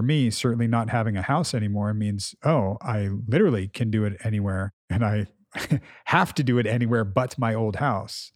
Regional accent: United States; when they asked where we were from, we felt safe enough and we said America

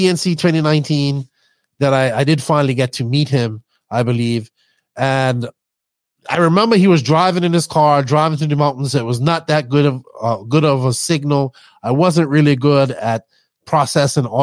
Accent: Bermuda; accent: Bermudian; I tried to hide my accent a lot, because my Bermudian accent, sometimes I talk too fast. Even now, I'm not talking in my full Bermudian accent

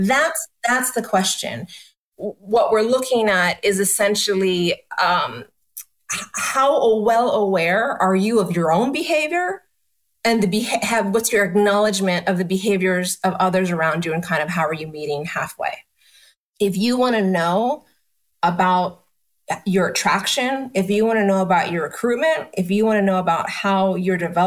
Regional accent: East Coast, United States; moved away as an adult; also born or lived in New York City; now in Austin, United States; I was born and raised on the East Coast, worked and had business in New York City.

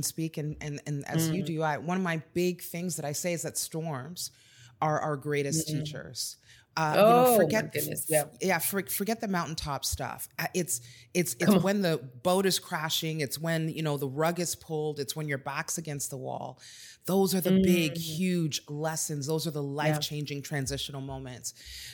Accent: Texas, United States; So am

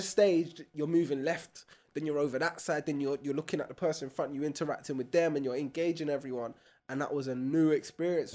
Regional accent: London, United Kingdom; growing up in broccoli

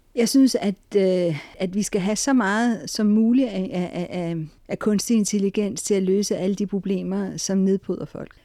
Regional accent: Denmark; Vi danskere

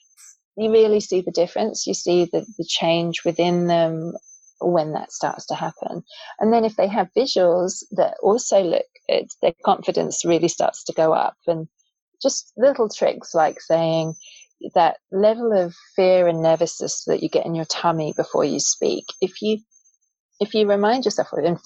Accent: England, United Kingdom; I grew up in England

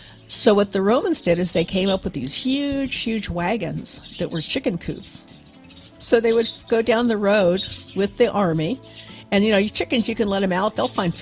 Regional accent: Berkeley, California, United States; born there; also born or lived in Reno / Tehran; I was born in Berkeley, and then we moved to Reno.

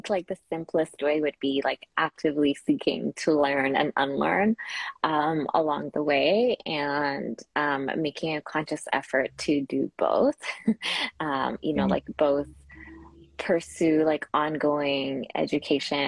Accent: Kenya; now in Canada; I was raised in Kenya and I grew up in Kenya

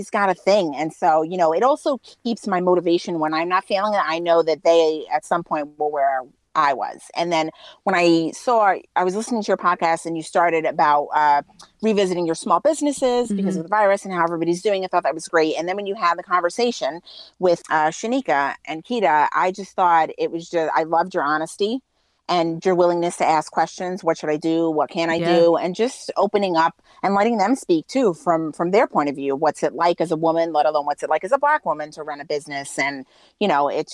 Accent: New York City, New York, United States; I was born and raised in Brooklyn

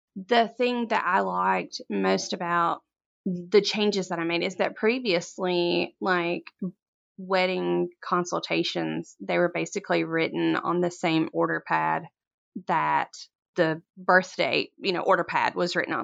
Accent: Corinth, Mississippi, United States; I'm from Corinth, Mississippi. It's a very small town. very little goes on here, but flowers are kinda just part of, like, the farming community here, and I grew up a farmer's daughter

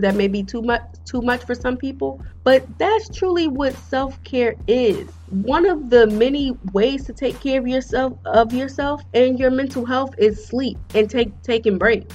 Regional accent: United States; I'm African American.

